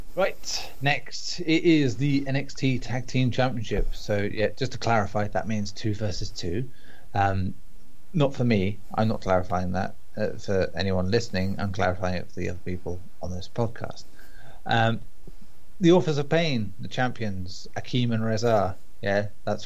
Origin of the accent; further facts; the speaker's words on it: England, United Kingdom; We're English